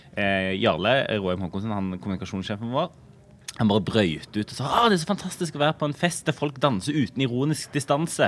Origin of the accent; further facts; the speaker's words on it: Rogaland, Norway; for oss hjemme i Rogaland